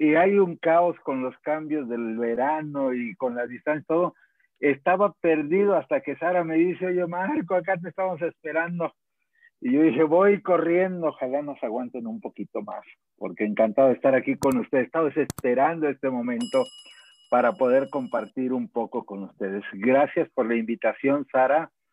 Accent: Guadalajara, Jalisco, Mexico; Yo soy de Guadalajara, soy carpintero

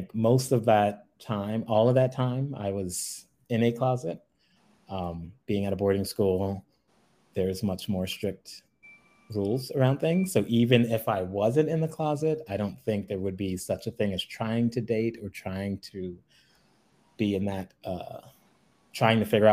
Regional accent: New York City, New York, United States; I'm originally from New York City, Brooklyn and Queens to be exact

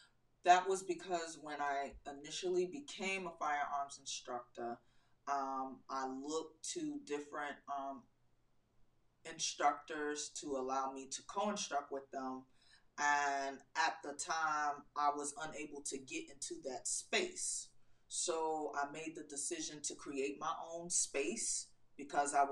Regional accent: New York City, New York, United States; now in North Carolina, United States; Originally, I'm from Queens, New York

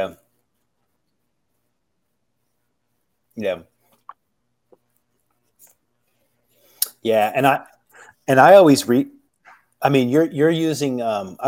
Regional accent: United States; I'm American

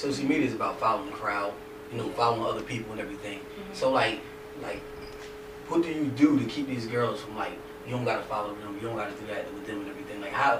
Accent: Salem County, New Jersey, United States; I'm from Salem

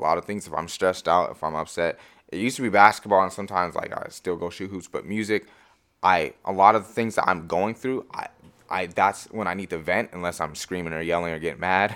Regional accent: Marysville, Washington, United States; also born or lived in Everett, Washington; I come from Marysville

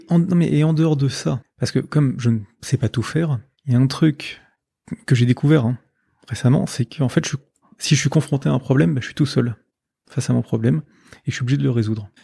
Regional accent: Paris, Île-de-France, France; moved away as an adult; now in Lille, France; Je suis de Paris, mais ça fait trois ans que je vis à Lille

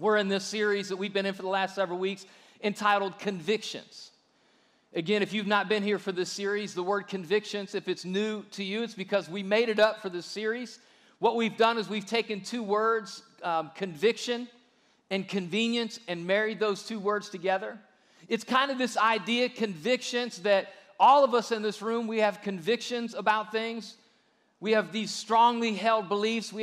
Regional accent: Ohio, United States; moved away as an adult; now in Alabama, United States; growing up in Ohio, but once we moved here

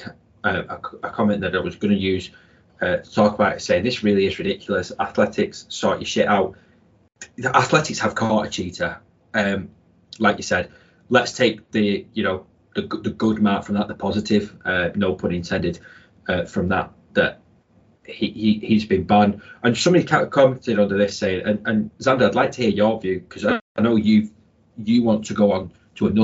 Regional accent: United Kingdom; we ain't British

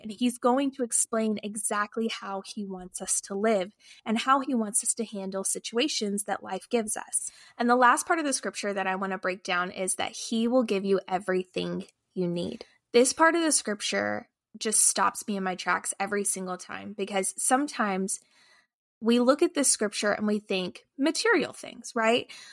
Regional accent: Lufkin, Texas, United States; now in St. Louis, United States; We live in St. Louis, Missouri, but I am actually originally from Lufkin, Texas.

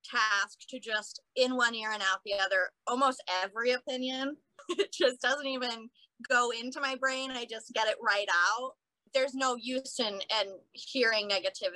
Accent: Cape Cod, Massachusetts, United States; moved away as an adult; also born or lived in Boston; now in Brooklyn, United States; Originally, I'm from Cape Cod, Massachusetts, so I grew up on the beach, and I've been in Brooklyn for about 6 years now

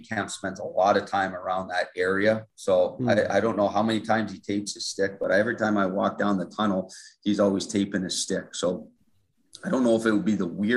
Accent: Ontario, Canada; moved away as an adult; now in United States; the area that I grew up in Ontario has the second largest Mennonite population

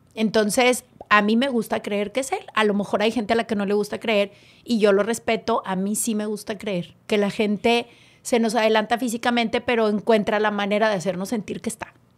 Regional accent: Monterrey, Nuevo León, Mexico; Yo soy hecha en León y nací en Nuevo León

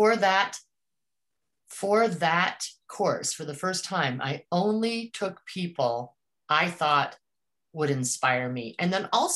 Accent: Colorado, United States; moved away as an adult; also born or lived in Northwest; I grew up mostly in Colorado

